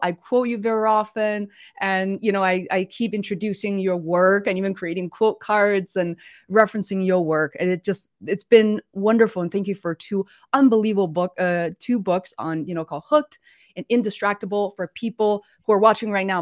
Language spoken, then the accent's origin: English; Beijing, China; moved away; we're originally from Beijing.